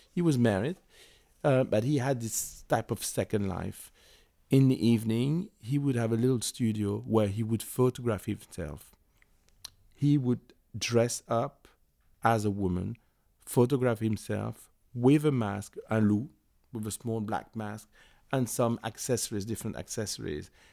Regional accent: Paris, Île-de-France, France; I was born and raised in Paris

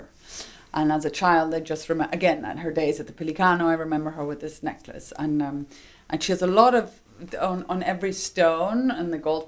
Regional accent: Rome, Lazio, Italy; I grew up in Rome

